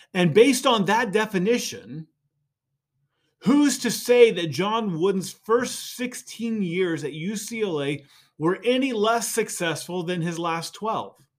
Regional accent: Indiana, United States; So I grew up in Indiana

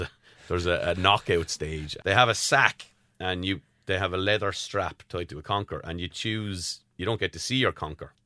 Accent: Tramore, Munster, Ireland; I'm from Tremor, County Waterford

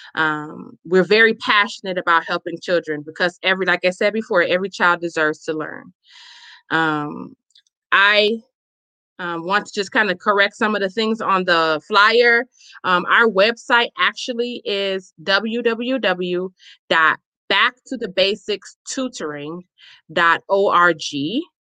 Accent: Chicago, Illinois, United States; now in Milwaukee, United States; I am a native born, um, born and raised in Chicago, Illinois

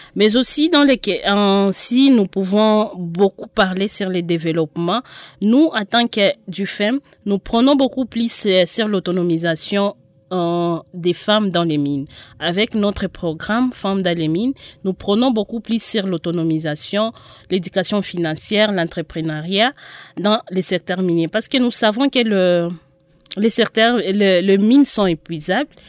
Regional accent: DR Congo; nous, en tant que Congolais

